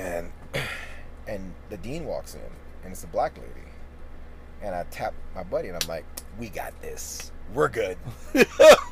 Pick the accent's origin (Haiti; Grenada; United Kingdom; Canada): Grenada; now in United States; growing up in Grenada, I lived through the war in 83